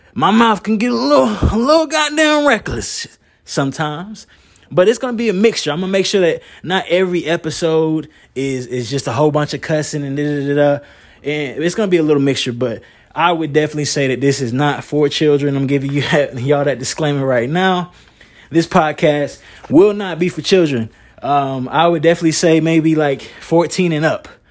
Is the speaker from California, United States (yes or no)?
no; Moore County, North Carolina, United States; I'm from Moore County, North Carolina